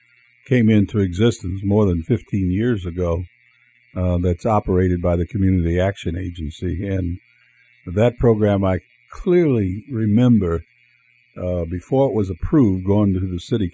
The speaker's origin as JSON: {"language": "English", "town": "Peoria", "region": "Illinois", "country": "United States", "tie": "born or raised there", "said": "I'm one of those that grew up in the South Side, one of the first families to move in what used to be fondly called the Warner Homes."}